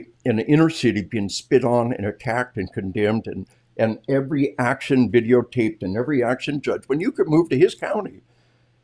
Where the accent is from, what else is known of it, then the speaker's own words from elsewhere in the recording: Arkansas, United States; We are from Arkansas